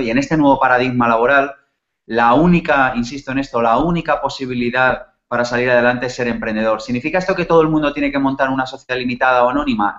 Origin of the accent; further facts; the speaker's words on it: Spain; nacimos en España en los 70 y en los 80